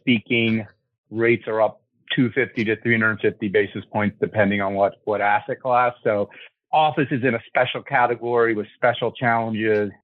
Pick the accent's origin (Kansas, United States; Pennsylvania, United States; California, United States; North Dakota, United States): Pennsylvania, United States; Lower Moreland, outside Philadelphia; High school outside of Philadelphia, Lower Moreland